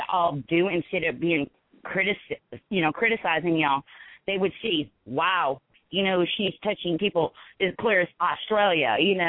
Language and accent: English; California, United States; I was originally from California.